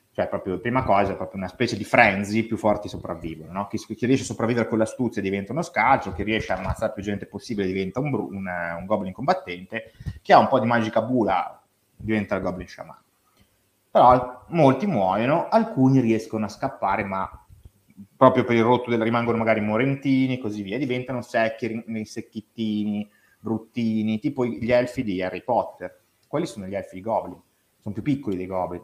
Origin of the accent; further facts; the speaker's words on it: Tortona, Piedmont, Italy; vengo da Tortona, sono di Tortona